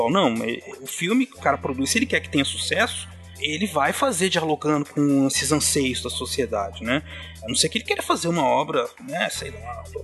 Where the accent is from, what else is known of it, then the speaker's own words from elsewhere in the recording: São Paulo, Brazil; Ele é um caiçara como eu.